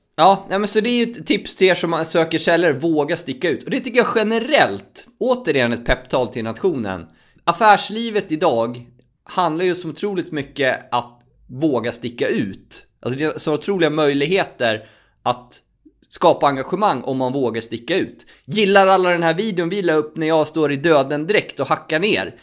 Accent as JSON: {"language": "Swedish", "town": "Borlänge", "region": "Dalarna County", "country": "Sweden", "tie": "born or raised there", "moved": "yes", "said": "min hemstad Borlänge"}